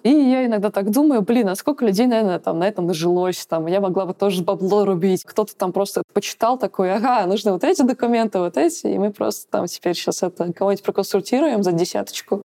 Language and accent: Russian; Moscow Oblast, Russia; moved away as an adult; now in Grenoble, France; Я под москвич, вот, я замкадыш, я всю жизнь, свою жизнь жила рядом с Москвой